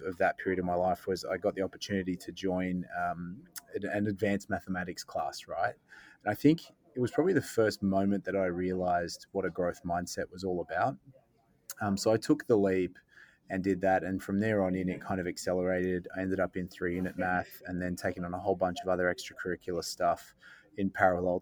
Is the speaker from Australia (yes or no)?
yes; Sydney, New South Wales, Australia; I was born in Sydney, in Sydney South, actually, down in Bexley.